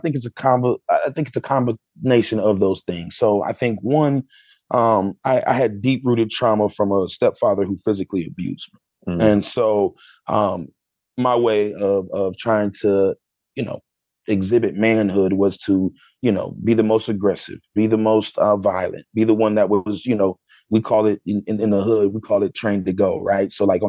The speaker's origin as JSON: {"language": "English", "town": "Sandusky", "region": "Ohio", "country": "United States", "tie": "born or raised there", "said": "So I grew up in Sandusky, Ohio. But then I kind of hop, jump, skipped around growing up."}